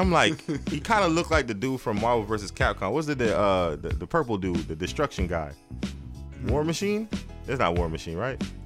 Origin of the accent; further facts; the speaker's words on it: Miami, Florida, United States; I'm from Miami